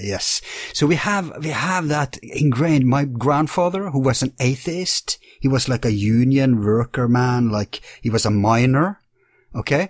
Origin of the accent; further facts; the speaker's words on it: Bergen, Vestland, Norway; my hometown in Bergen